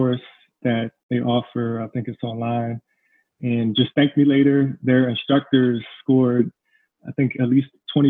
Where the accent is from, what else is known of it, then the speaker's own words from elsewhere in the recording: Philadelphia, Pennsylvania, United States; I was raised in Philadelphia to a single parent teenage mother